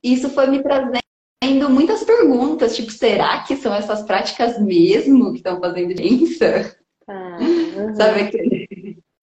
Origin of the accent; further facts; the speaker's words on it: Bauru, São Paulo, Brazil; moved away as an adult; now in Piracicaba, Brazil; Eu nasci em Bauru, no interior de São Paulo, e vim para Piracicaba com 18 anos